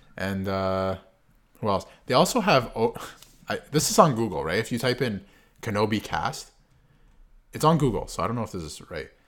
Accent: Canada; we're Canadian.

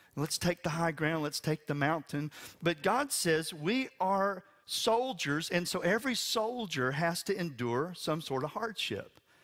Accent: West Texas, United States; I'm from West Texas. It rains eight inches a year

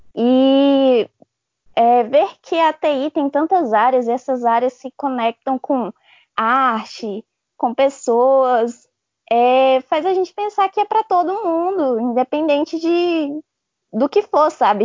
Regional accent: Formosa, Goiás, Brazil; Eu sou de Formosa, Goiás, do lado de Brasília

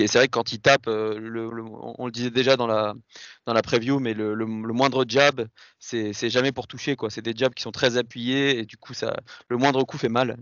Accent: France; en tant que Français

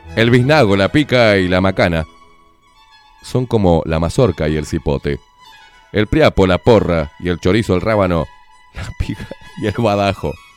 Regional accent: Uruguay; yo soy un uruguayo de pura cepa

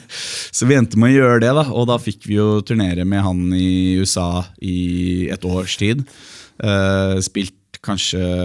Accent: Norway; also born or lived in New York; vi ble jo Eh, på en måte importert fra utlandet, men som nordmenn

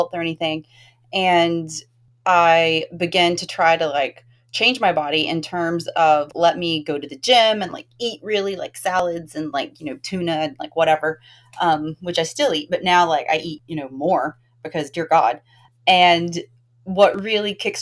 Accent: the South, United States; I'm from the South

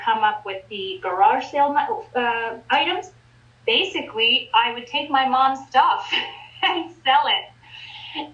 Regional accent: Ontario, Canada; I was raised in Ontario

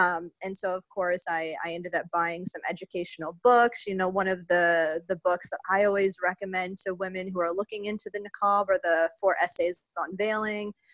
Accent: United States; I'm an American revert to Islam

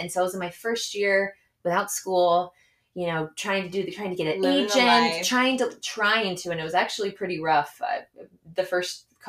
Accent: Houston, Texas, United States; moved away as an adult; also born or lived in New York City; now in Los Angeles, United States; born and raised in Houston. I went to college in New York City.

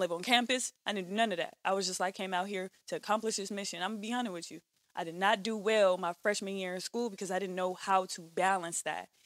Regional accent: Bakersfield, California, United States; I'm from here and Bakersfield at the same time.

